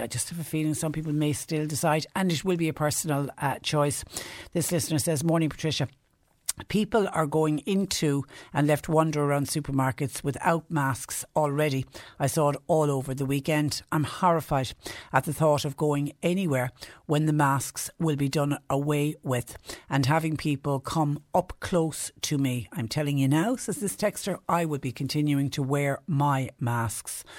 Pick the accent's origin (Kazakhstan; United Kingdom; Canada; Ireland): Ireland; Clonmel, Munster; moved away; I'm originally from Clonmel, and that ah. obviously is how we greet each other, and it isn't quite a Cork thing